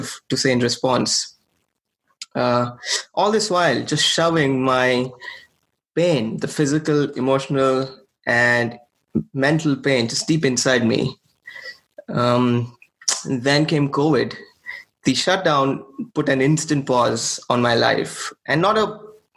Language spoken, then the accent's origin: English; India; moved away as an adult; now in Portland, United States; I was born and raised in India. I moved here about 6 years ago.